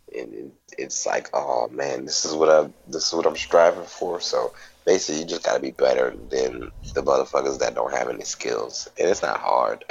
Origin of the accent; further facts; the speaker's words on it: New Orleans, Louisiana, United States; I'm a comic from New Orleans